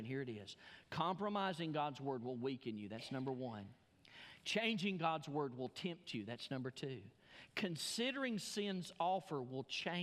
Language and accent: English; Alabama, United States; moved away; I'm from Alabama